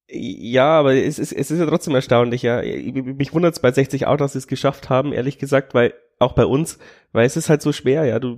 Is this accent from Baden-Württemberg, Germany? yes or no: no; Bavaria, Germany; ich komme aus der Nähe von Amberg.